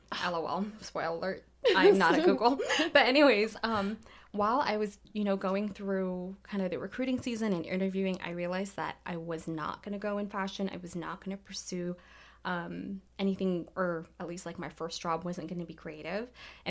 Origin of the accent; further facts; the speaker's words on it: Los Angeles, California, United States; born there; So I was born in Los Angeles, California.